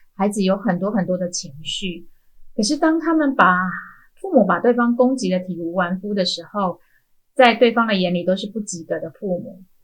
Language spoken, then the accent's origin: Chinese; Hualien County, Taiwan; 它大概是我们花莲人 周末必去的一个避暑，然后躲雨休闲的地方